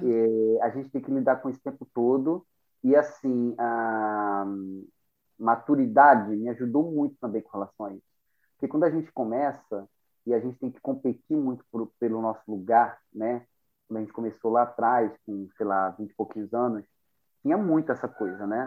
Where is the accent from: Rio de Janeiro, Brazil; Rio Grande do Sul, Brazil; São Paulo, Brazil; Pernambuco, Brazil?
Pernambuco, Brazil; Recife; moved away; also born or lived in London; na Estância, que é o bairro onde eu cresci